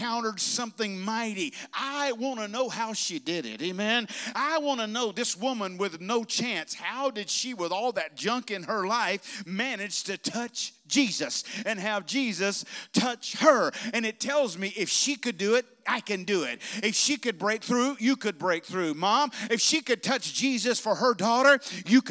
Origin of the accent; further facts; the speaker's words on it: Bessemer, Alabama, United States; moved away; When I was a boy growing up, we were kids growing up in Alabama, we'd have camp meeting there in Bessemer